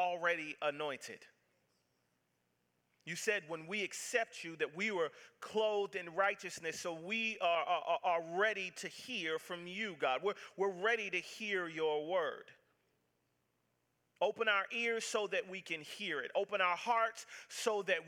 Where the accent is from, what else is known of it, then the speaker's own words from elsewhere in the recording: the South, United States; I'm from the South